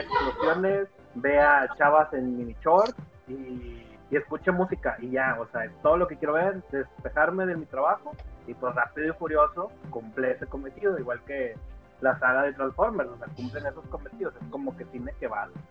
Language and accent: Spanish; Monterrey, Nuevo León, Mexico; yo acá en Monterrey, pues, bueno, para los que no saben, pues, yo soy de Regionalia, 100% regio